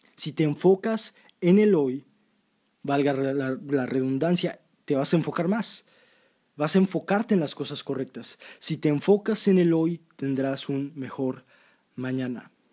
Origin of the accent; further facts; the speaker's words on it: Mexico; yo soy de México, amo México